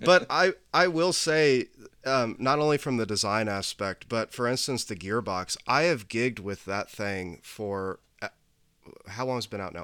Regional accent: Indianapolis, Indiana, United States; I'm originally from the east side of Indianapolis

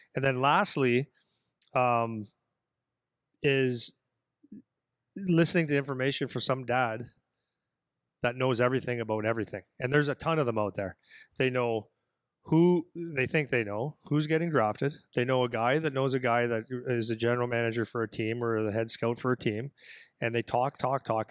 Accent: Canada; I'm a Canadian guy

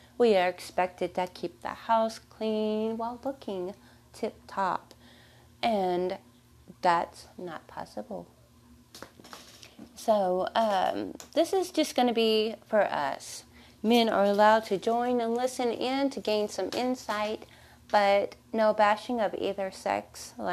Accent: Texas, United States; I was born in Texas. So excuse the accent

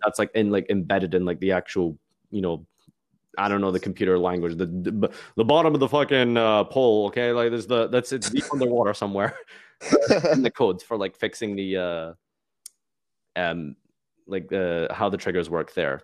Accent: Glasgow, Scotland, United Kingdom; I'm from Scotland

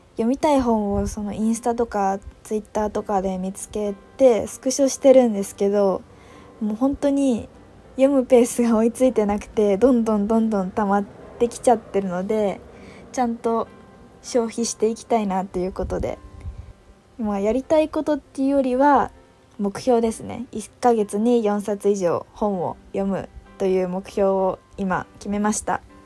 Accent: Yamanashi, Japan; 私の地元の山梨県

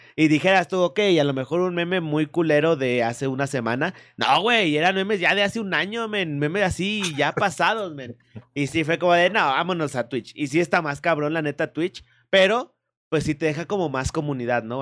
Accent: Mexico; aquí mexicanito

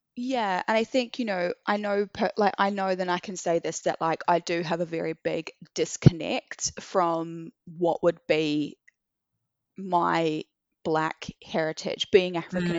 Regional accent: Christchurch, Canterbury, New Zealand; moved away as an adult; also born or lived in Sydney, Australia; now in London, United Kingdom; growing up in Christchurch, you know, my sister and I grew up in an all white family

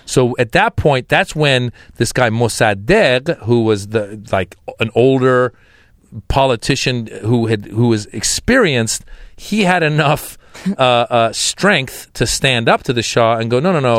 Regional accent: United States; also born or lived in Iran; I was born in Iran. I grew up in America

